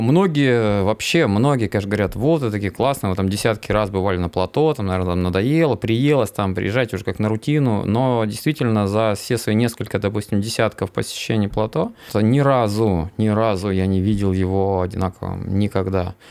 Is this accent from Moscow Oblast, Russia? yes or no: no; Inta, Komi Republic, Russia; Я же как уроженец Инты, вот, у меня пятиэтажный дом.